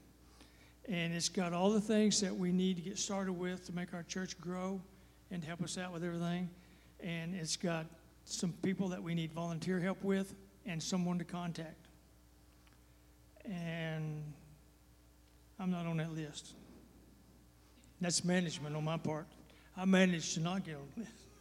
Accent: Texas, United States; I am from Texas

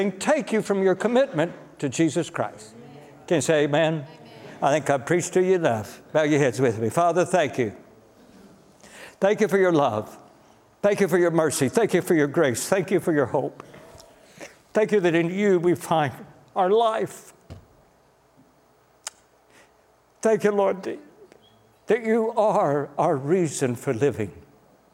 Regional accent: United States; as an American

